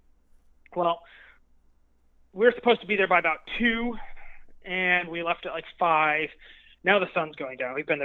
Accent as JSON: {"language": "English", "country": "United States", "said": "I'm from America"}